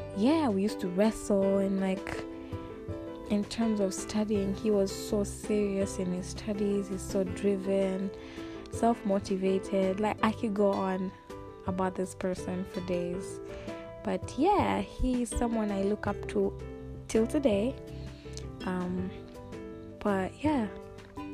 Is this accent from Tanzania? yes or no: yes; Dodoma, Tanzania; also born or lived in Dar es Salaam, Tanzania; Specifically right now I'm in Dodoma, that's where my family is